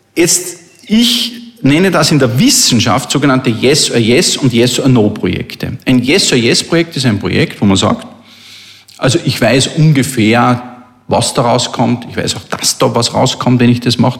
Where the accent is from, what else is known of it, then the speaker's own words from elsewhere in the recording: Linz, Upper Austria, Austria; meiner Heimatstadt